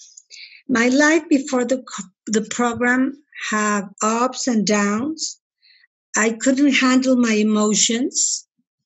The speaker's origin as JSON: {"language": "English", "country": "Mexico", "said": "I'm from Mexico"}